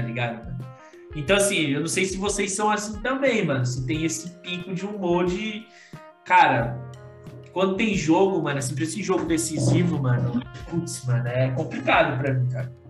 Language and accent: Portuguese; Piauí, Brazil; eu nasci no Piauí